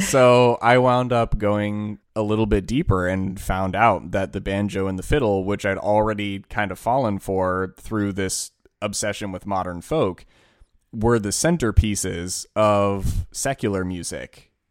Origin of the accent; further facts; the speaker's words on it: Washington, District of Columbia, United States; we grew up in Washington, D C.